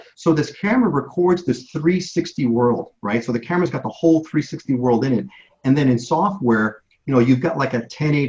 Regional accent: Chicago, Illinois, United States; moved away as an adult; now in Hawaii, United States; I was born in Chicago.

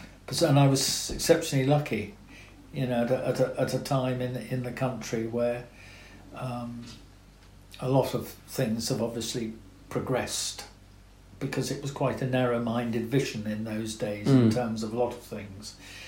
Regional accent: South West England, United Kingdom; I had a fantastic childhood in there.

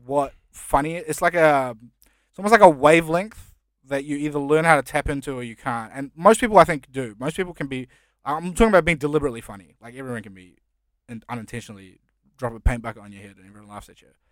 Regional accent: New Zealand; English is a second language; also born or lived in India; now in Australia; when I first moved to New Zealand, I couldn't speak English.

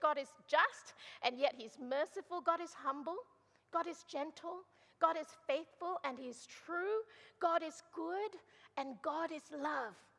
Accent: Malaysia; moved away; I'm originally from Malaysia

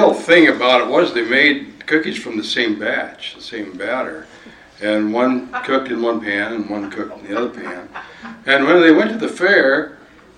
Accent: Dawson County, Montana, United States; I was raised in Dawson County and in 4-H

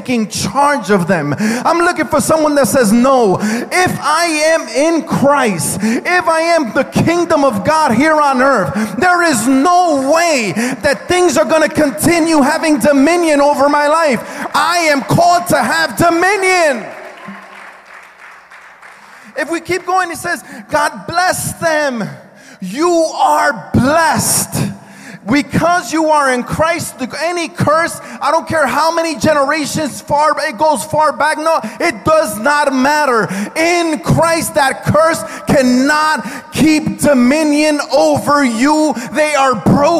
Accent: United States; I am an American citizen because of where I was born

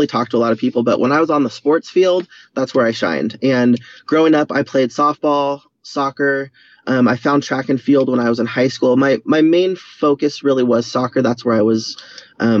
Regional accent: San Diego, California, United States; I was born here in San Diego in 1975, so I'm 44. My parents are still living in the same house. They've been married for 45 years, the same house that I grew up in.

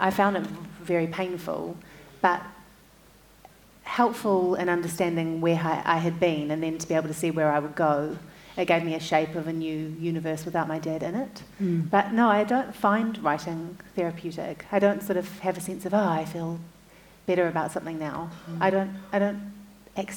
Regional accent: Auckland, New Zealand; I was born and raised in Tamaki Makaurau, where most of my family still lives

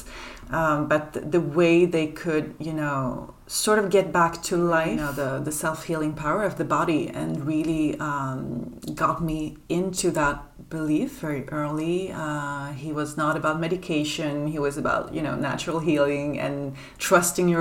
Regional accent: Sweden; now in Paris, France; I grew up in Sweden

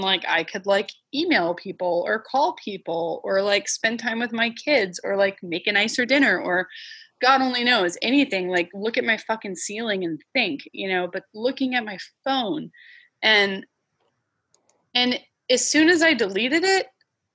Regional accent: Northern Virginia, United States; also born or lived in Alabama / Florida; now in Washington, United States; I grew up in the Northern Virginia area, like kind of a combination of Loudoun County, Fairfax County. And then we lived in Alabama and Florida for a little bit when I was a kid

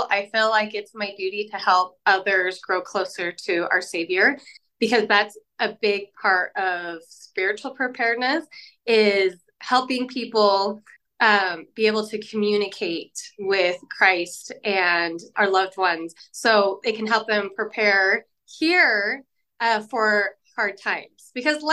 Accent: Utah, United States; I am from Utah. And I grew up here my whole life

